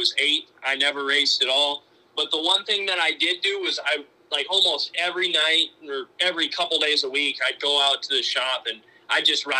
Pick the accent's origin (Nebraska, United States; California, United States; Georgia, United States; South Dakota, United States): South Dakota, United States; Sioux Falls; I'm from Sioux Falls, and I'm 16